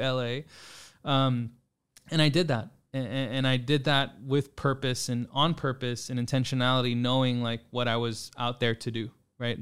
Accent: San Antonio, Texas, United States; also born or lived in Austin, Texas / New York; born and raised in San Antonio, grew up kind of all over throughout the city

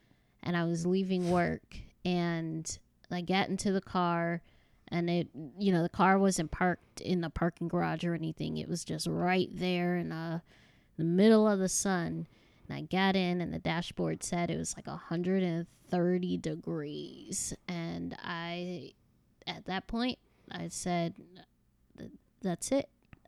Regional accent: Chicago, Illinois, United States; born there; now in North Carolina, United States; Well, I was born in Chicago, Illinois. It didn't get as hot as Arizona, but it was pretty humid.

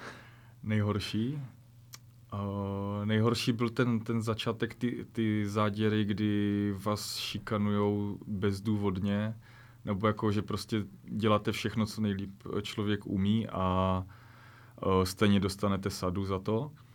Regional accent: Ostrava region, Moravian-Silesian Region, Czechia; also born or lived in Corsica; tam ještě u nás na Ostravsku

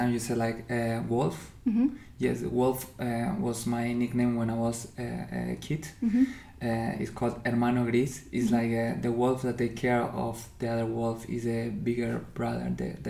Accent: Argentina; first language Spanish; English is a second language; moved away as an adult; also born or lived in Paraguay; now in Berlin, Germany; I'm coming from Argentina. I'm living in Berlin since 7 years.

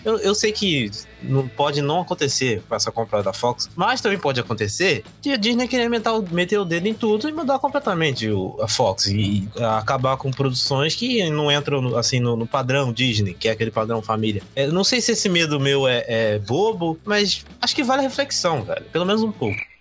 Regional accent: Brazil; eu sou brasileiro, moro no Brasil

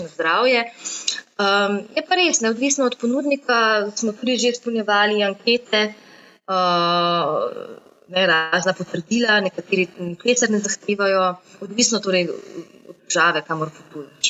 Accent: Slovenia; Slovenci smo

